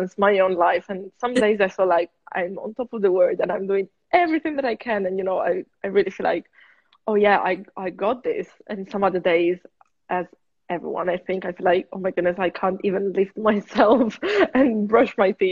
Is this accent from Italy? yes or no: yes; near Turin, Piedmont, Italy; now in London, United Kingdom; I'm from Italy.